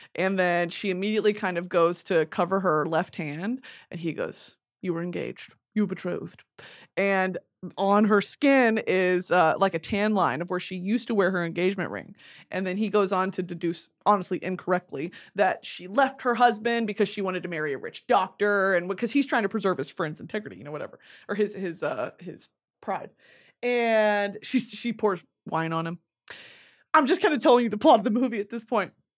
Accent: the South, United States; I was born as a, a, a liberal Southern woman in nineteen ninety-seven

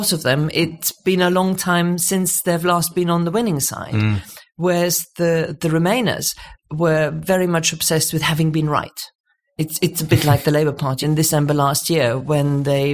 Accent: Munich, Bavaria, Germany; now in United Kingdom; So I was born in Munich, sort of 1955, sort of the post-war generation

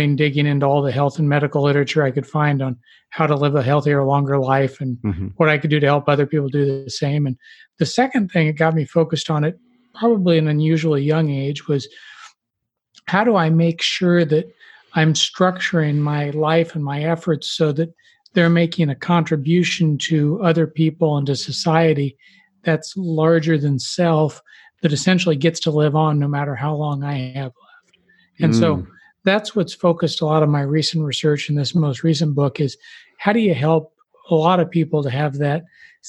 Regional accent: Lincoln, Nebraska, United States; I grew up in the Midwest in Lincoln, Nebraska

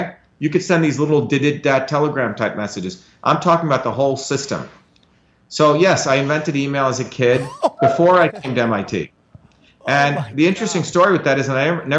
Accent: New Jersey, United States; also born or lived in India; We escaped the caste system, settled in New Jersey, in Patterson, Clifton, you know, Persephone and Livingston

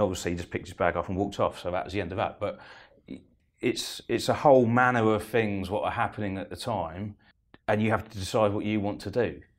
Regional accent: Eastbourne, South East England, United Kingdom; I'm from Eastbourne

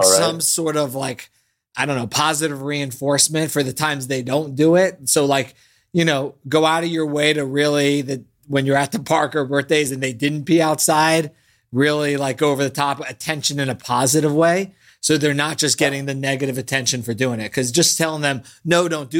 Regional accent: Boston, Massachusetts, United States; moved away; That's where I was born

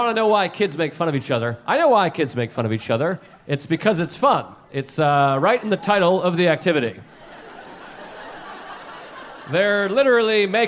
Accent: New England, United States; now in New York City, United States; I grew up in New England, and I've lived here in New York City for many years

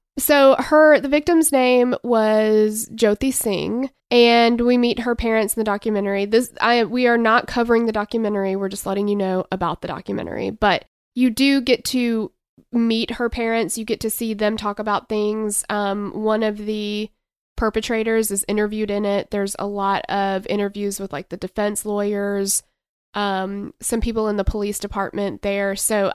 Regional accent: Tennessee, United States; please do keep in mind that we are Southern girls from Tennessee.

